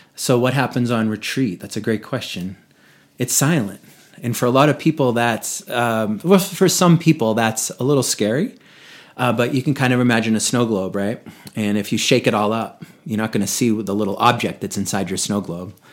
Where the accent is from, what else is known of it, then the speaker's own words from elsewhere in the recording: Boston, Massachusetts, United States; moved away as an adult; now in Vail, United States; in New England where I grew up in Boston area